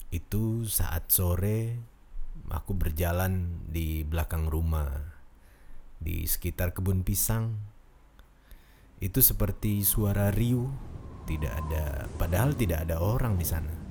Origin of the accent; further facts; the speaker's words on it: Central Java, Indonesia; Asal saya dari Jawa Tengah dan saat ini saya bekerja di gudang karet di daerah Kebumen.